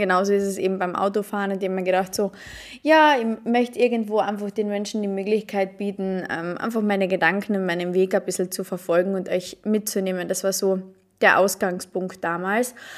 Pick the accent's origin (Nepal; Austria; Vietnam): Austria; Carinthia; ich komme aus Kärnten. Ich komme aus Kärnten, aus Österreich, aus einem mini kleinen Dorf.